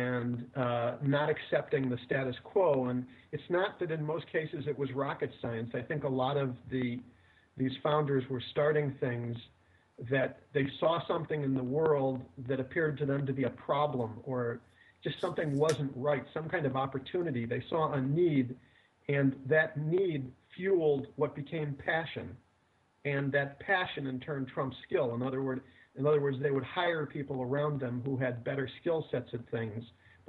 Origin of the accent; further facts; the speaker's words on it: Midwest, United States; I come from the Midwest. I live outside Chicago